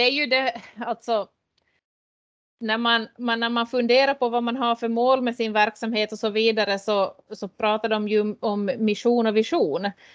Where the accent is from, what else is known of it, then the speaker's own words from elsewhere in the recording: Lappfjärd, Ostrobothnia, Finland; jag är uppväxt i Lappfjärd och Härkmari